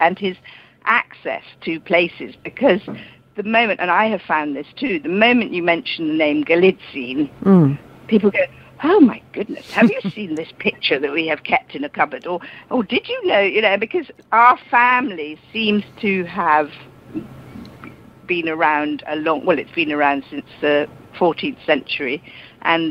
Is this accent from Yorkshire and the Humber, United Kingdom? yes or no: no; London, United Kingdom; I was born in London because my father emigrated as a child